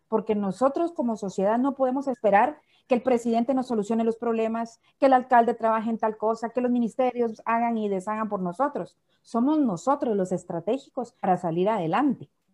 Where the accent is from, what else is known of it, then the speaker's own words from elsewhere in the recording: Guatemala; nosotros como guatemaltecos somos resilientes